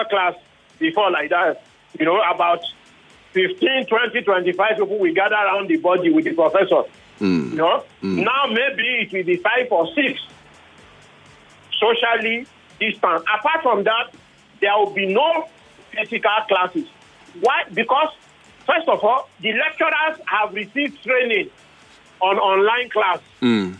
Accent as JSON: {"language": "English", "region": "Lagos", "country": "Nigeria", "tie": "born or raised there", "said": "I grew up in Ikoyi"}